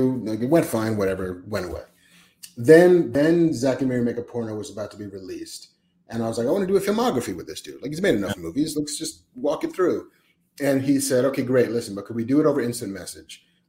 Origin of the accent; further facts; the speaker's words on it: Baldwin, New York, United States; moved away as an adult; also born or lived in Bronx, New York / Woodside, Queens / New Jersey; I was born in the Bronx, grew up on the South Shore of Long Island, grew up in a town called Baldwin.